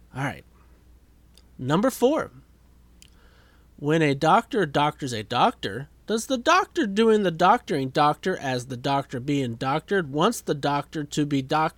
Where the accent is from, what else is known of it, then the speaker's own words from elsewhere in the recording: St. Paul, United States; also born or lived in Indianapolis, Indiana / Speedway, Indiana / Danville / Greensburg; I was born in Indianapolis, lived in Speedway, Danville for a hot minute, Greensburg for a few years, and then I spent the rest of my childhood from age 9 in St. Paul